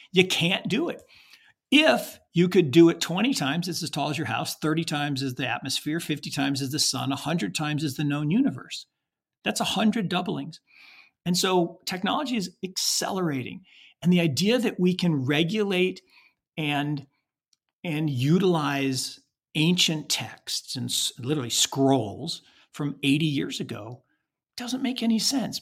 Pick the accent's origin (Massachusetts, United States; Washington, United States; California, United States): Washington, United States; Seattle; when I was growing up in Seattle, Washington